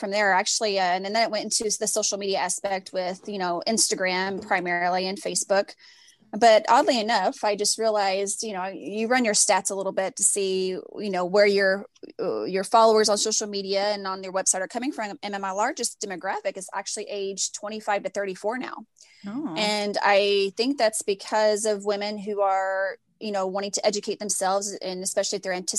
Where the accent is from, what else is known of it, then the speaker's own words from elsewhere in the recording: Louisville, Kentucky, United States; now in Galveston, United States; I am originally from Louisville, Kentucky.